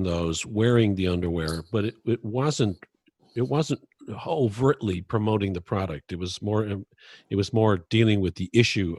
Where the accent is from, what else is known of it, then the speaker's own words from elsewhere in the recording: Dublin, Leinster, Ireland; born there; moved away as an adult; I was born in Dublin, Ireland, and I came over here when I was 20.